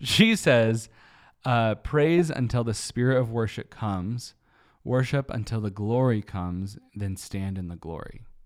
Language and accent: English; United States; American Christians